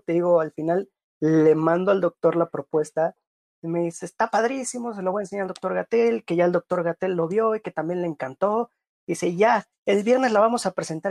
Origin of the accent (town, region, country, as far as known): Mexico; also born or lived in Playa del Carmen / Cancún